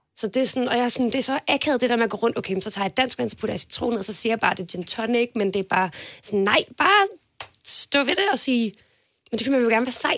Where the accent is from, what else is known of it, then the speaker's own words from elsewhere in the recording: Denmark; jeg kommer fra Jylland